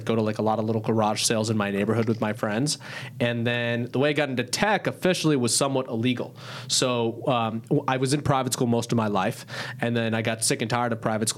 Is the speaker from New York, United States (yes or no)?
yes; New York City, New York, United States; born and raised in New York City, and in Queens specifically